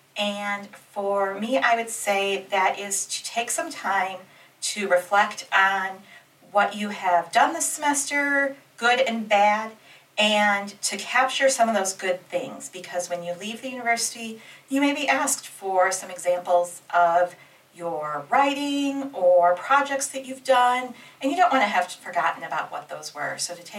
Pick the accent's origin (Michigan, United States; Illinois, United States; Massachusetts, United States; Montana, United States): Michigan, United States; I am originally from Michigan. But as we get into the fun facts about me, I have lived in 7 states